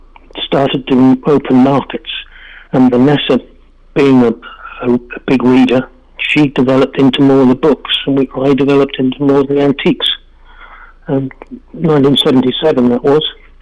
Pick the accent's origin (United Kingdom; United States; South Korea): United Kingdom; England; moved away; We've been in this building about 18 years, and we came from England in 1990, and we've both been dealing since 1977